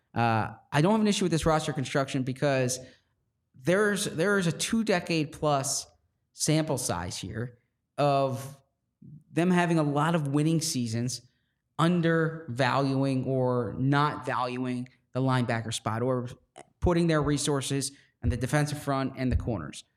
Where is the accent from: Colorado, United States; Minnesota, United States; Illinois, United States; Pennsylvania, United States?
Pennsylvania, United States; Philadelphia; accent: Philadelphia; I say Philadelphia the way people in Philadelphia say it